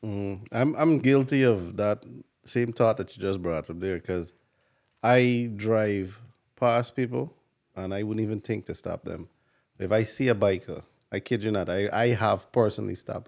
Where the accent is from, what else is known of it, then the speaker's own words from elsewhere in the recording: Guyana; now in New York, United States; I'm from Guyana